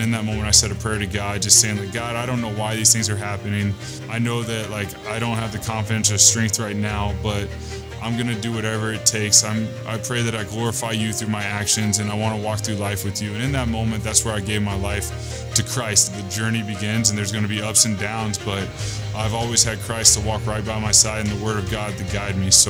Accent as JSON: {"language": "English", "region": "Texas", "country": "United States", "lives_now": "Michigan, United States", "said": "I'm in Michigan, I'm from Texas."}